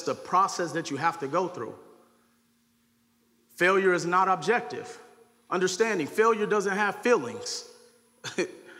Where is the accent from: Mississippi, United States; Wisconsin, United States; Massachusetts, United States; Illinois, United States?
Wisconsin, United States; Milwaukee; growing up in Milwaukee, Wisconsin